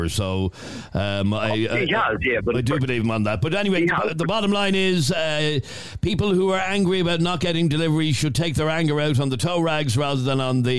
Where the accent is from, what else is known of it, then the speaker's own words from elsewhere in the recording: Killinarden, County Dublin, Ireland; Adrian, I'm from Killinarden, and you won't both want to be careful about what you're saying.